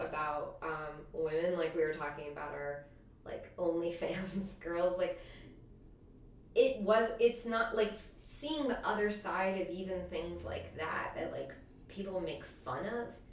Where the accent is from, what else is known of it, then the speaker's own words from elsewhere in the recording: Montclair, New Jersey, United States; also born or lived in Denver, Colorado; I grew up in Montclair, New Jersey